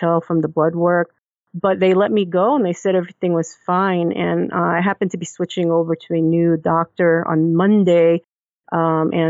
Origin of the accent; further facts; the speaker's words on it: Philippines; being Filipino